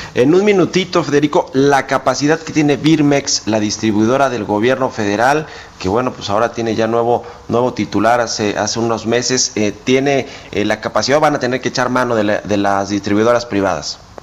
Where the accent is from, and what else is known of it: Mexico